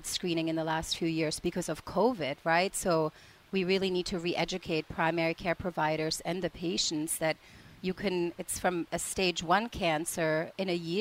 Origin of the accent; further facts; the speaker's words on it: Prague, Czechia; moved away; I'm from the Czech Republic originally